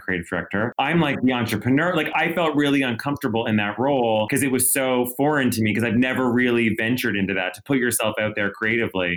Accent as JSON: {"language": "English", "town": "Ottawa", "region": "Ontario", "country": "Canada", "tie": "born or raised there", "also_born_or_lived": "New York", "moved": "as an adult", "said": "I grew up in a small, I grew up in Ottawa"}